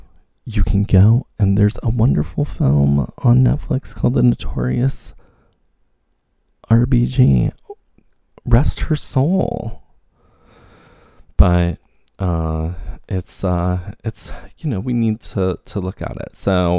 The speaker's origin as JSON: {"language": "English", "region": "New York", "country": "United States", "said": "I am a New Yorker, and check if I'm registered to vote."}